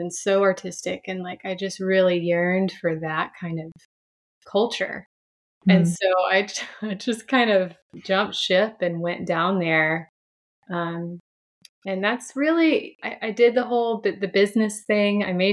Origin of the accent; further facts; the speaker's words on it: Franklin, Tennessee, United States; I was raised here in the South. I'm from Franklin, Tennessee, a little bit south of Nashville